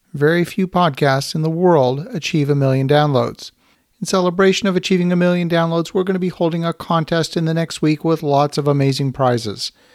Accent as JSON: {"language": "English", "town": "Ottawa", "region": "Ontario", "country": "Canada", "tie": "born or raised there", "said": "my home city of Ottawa, Canada"}